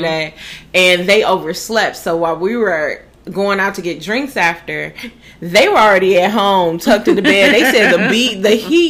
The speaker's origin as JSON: {"language": "English", "region": "Ohio", "country": "United States", "moved": "yes", "lives_now": "Florida, United States", "said": "we're both from the Midwest. She's from Indy. I'm from Ohio."}